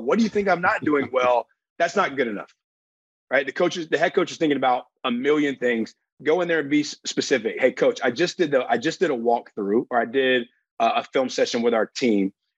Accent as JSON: {"language": "English", "region": "Alabama", "country": "United States", "tie": "born or raised there", "said": "I grew up in Alabama."}